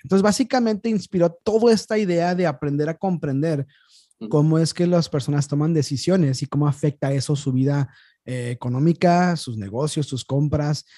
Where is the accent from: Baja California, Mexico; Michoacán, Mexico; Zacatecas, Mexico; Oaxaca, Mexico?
Baja California, Mexico; Tijuana; yo nací y me crié aquí en Tijuana